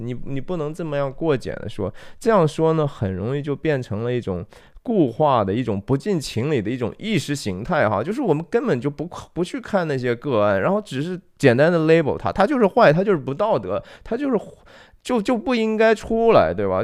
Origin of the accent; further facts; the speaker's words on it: China; 我，中国人